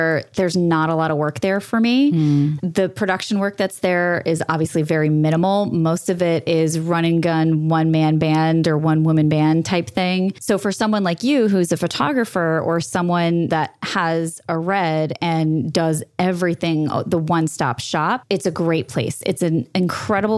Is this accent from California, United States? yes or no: no; New York, United States; moved away as an adult; also born or lived in Florida / Auckland, New Zealand; I was born and raised in New York, 100% spoiled.